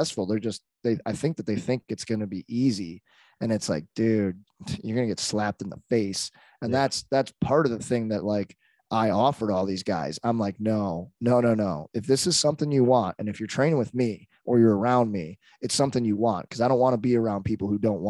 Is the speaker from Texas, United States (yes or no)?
no; St. Louis, Missouri, United States; also born or lived in Arlington Heights, Illinois; I grew up in St. Louis